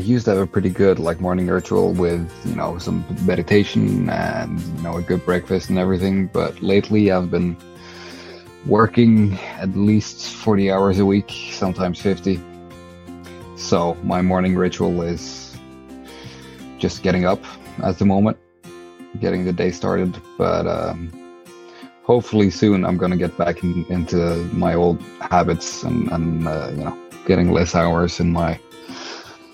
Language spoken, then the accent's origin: English; Stavanger, Rogaland, Norway; now in Denmark; I'm from Norway and grew up in Norway in a city called Stavanger